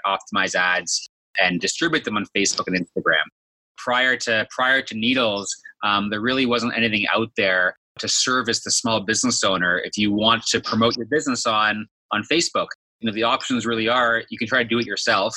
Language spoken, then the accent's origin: English; Thornhill, Ontario, Canada; I was born and raised in Toronto, Canada, actually a suburb of Toronto, Thornhill.